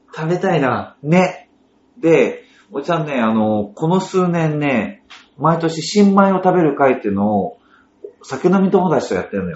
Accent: Ishikawa, Japan; also born or lived in Kanazawa; now in Tokyo, Japan; 僕の田舎は、まあ、石川県

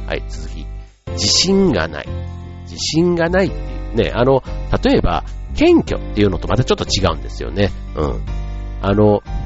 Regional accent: Kansai, Osaka, Japan; moved away; 僕なんか関西、大阪から来た

